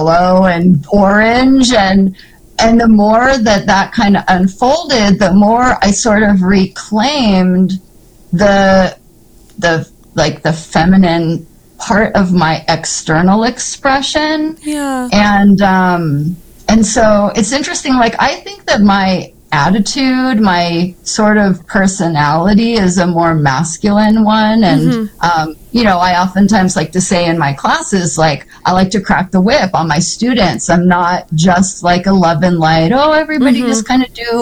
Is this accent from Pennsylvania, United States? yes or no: no; Seattle, Washington, United States; growing up in Seattle, living on Capitol Hill